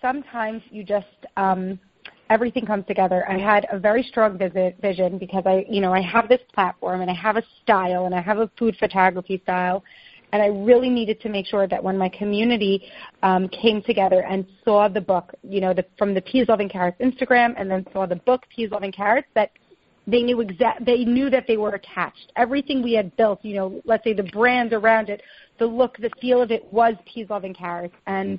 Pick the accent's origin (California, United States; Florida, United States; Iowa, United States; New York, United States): New York, United States; Long Island; moved away as an adult; now in Israel; Yeah, I was born in New York. I grew up in Long Island.